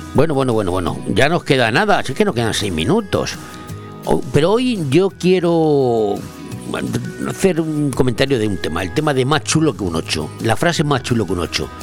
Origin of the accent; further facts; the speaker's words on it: Madrid, Community of Madrid, Spain; hasta mi pueblo, se dice mucho allí, hasta Madrid